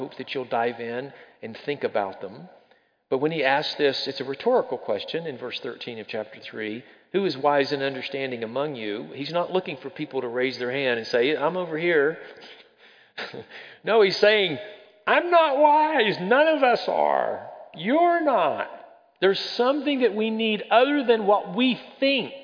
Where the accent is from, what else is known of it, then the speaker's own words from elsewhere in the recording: the South, United States; I'm from the South. Growing up in the South, we think we're wiser than anybody else out there is